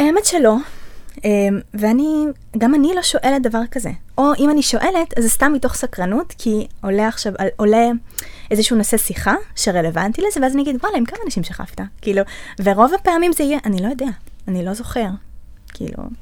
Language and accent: Hebrew; the Center, Central District, Israel; אני מהמרכז